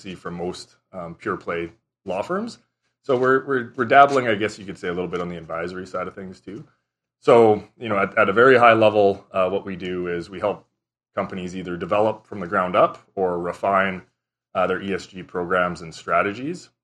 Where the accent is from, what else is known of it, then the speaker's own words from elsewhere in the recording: Southern Saskatchewan, Canada; I grew up in Southern Saskatchewan.